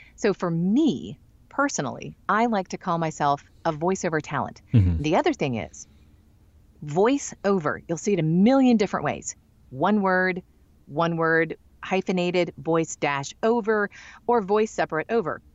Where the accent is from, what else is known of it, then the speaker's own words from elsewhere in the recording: Michigan, United States; I'm from Michigan. I'm not from the South